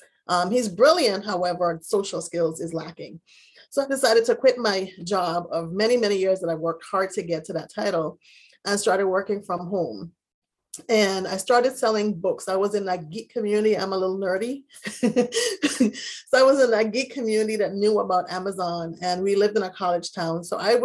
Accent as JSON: {"language": "English", "country": "U.S. Virgin Islands", "said": "My parents were in the Virgin Islands. I'm originally from the Virgin Islands."}